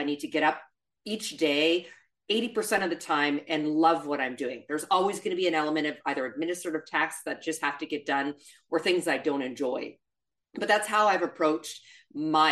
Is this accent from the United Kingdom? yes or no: no; Canada; accent: Canadian; moved away; I'm originally Canadian. You'll hear a tiny bit of the accent pop out.